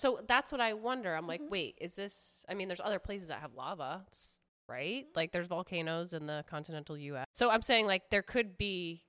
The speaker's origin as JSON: {"language": "English", "region": "Hawaii", "country": "United States", "tie": "born or raised there", "said": "Or plus, growing up in Hawaii, I don't know where your husband's from, but like, Hawaii is I don't know."}